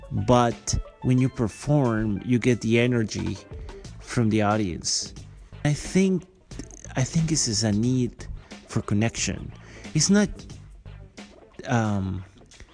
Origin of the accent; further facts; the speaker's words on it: Guatemala; English is a second language; moved away as an adult; also born or lived in San Francisco, United States / Los Angeles, United States / New York, United States; now in Montreal, Canada; I come from Guatemala